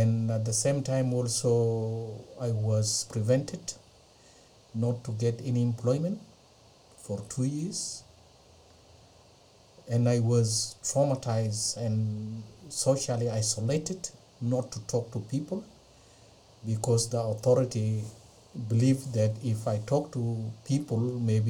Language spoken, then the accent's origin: English; Ethiopia; moved away as an adult; now in Australia; originally I'm from Ethiopia, but now I'm a full citizen of Australia. I came to Australia on 31st of March 2004